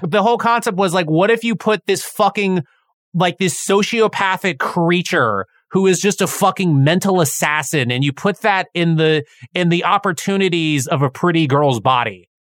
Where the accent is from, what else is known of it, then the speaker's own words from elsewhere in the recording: United States; as an American society